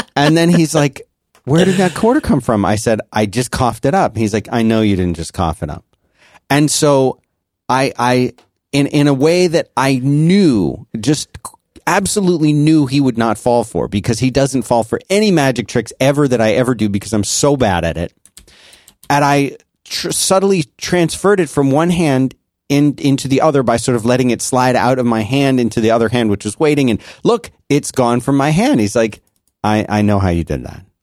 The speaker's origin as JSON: {"language": "English", "town": "Philadelphia", "region": "Pennsylvania", "country": "United States", "tie": "born or raised there", "said": "I grew up in Philadelphia"}